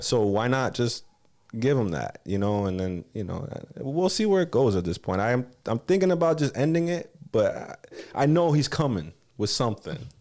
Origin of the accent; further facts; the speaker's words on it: Miami, Florida, United States; also born or lived in Texas / Los Angeles; I grew up in Kendall, man. Like, Kendall Kid